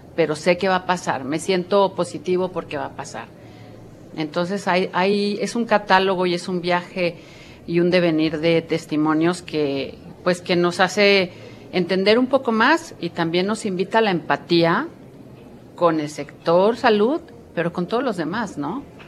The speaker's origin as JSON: {"language": "Spanish", "town": "Guadalajara", "region": "Jalisco", "country": "Mexico", "moved": "yes", "said": "yo que soy tapatía, pero que no vivo en Guadalajara"}